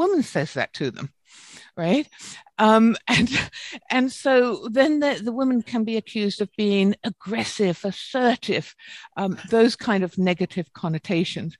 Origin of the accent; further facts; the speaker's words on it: United Kingdom; accent: British; moved away; my British accent